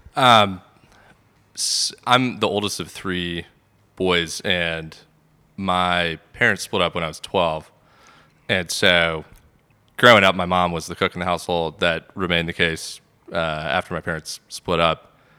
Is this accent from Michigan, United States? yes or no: no; Sandy Springs, Georgia, United States; I grew up in Sandy Springs